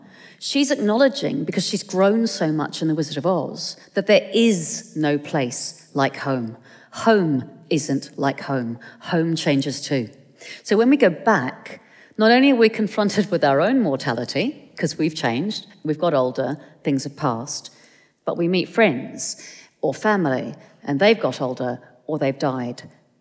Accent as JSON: {"language": "English", "region": "London", "country": "United Kingdom", "said": "Well, I am a Londoner, but I'm a Pākehā Londoner. I'm a Palangi Londoner."}